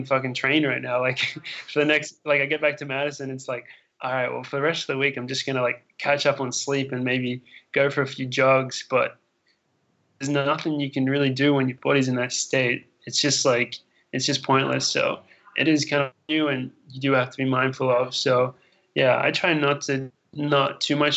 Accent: Australia; now in United States; I'm from Australia, so I'm like, everything's far from there

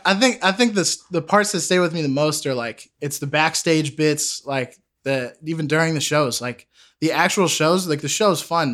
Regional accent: Sudbury, Massachusetts, United States; I grew up in Sudbury, Massachusetts.

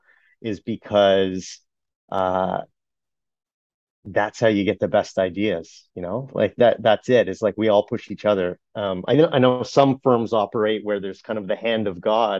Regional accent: Brampton, Ontario, Canada; I grew up in Brampton

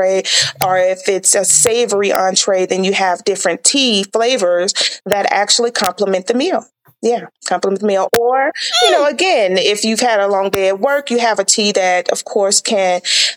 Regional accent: the South, United States; growing up in the South

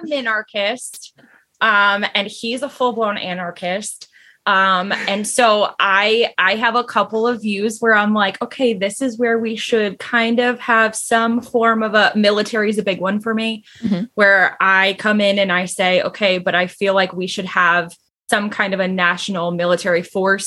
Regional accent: Connecticut, United States; now in South Carolina, United States; I was raised in Connecticut where it is just hardcore Democrat

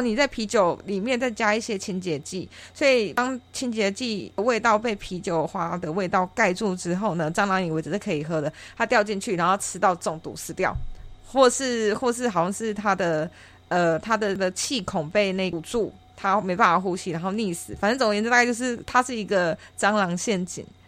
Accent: Taichung, Taiwan; 我是台中人，然后台中的透天四层楼

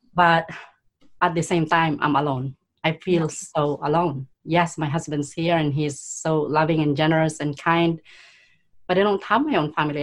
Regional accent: Philippines; now in Canada; I was born in poverty in the Philippines. I was the eldest of five siblings.

